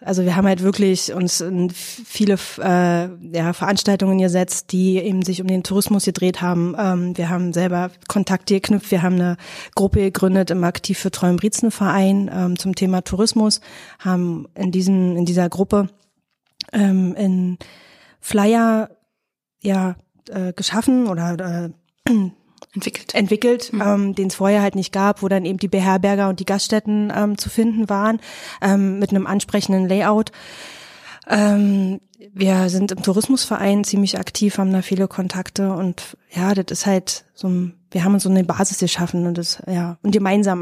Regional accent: Fläming, Brandenburg, Germany; moved away; wir sind im Fleming groß geworden

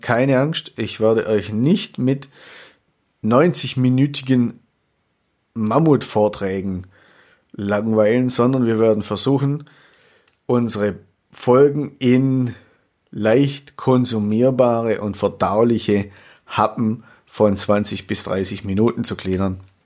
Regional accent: Swabia, Baden-Württemberg, Germany; accent: Swabian; also born or lived in Würzburg; ich habe leider einen schwäbischen Akzent

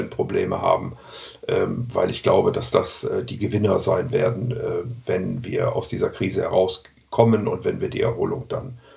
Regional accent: Rhineland, Germany; Ich meine, ich bin ja Rheinländer und insofern habe ich ja Optimismus äh, chromosomal aufgesogen

